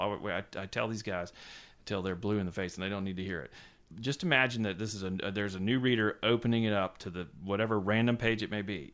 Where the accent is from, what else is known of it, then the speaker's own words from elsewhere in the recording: Savannah, Georgia, United States; moved away as an adult; also born or lived in Wilmington Island, Georgia / Vermont / New York; I was born and raised in Savannah, Georgia